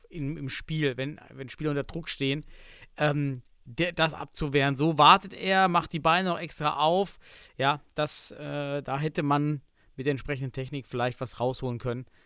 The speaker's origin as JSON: {"language": "German", "region": "East Germany", "country": "Germany", "said": "Ich komme aus dem Osten, wir hatten nichts."}